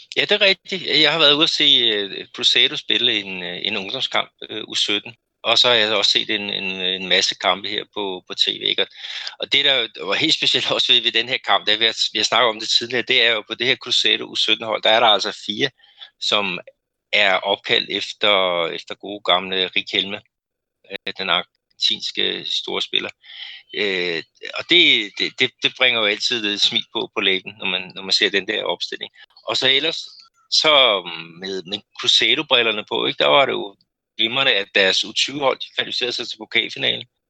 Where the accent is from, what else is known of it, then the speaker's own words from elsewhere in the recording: Denmark; moved away as an adult; now in Brazil; vores, vores rigtig gode øh, venner øh, hjemme i Danmark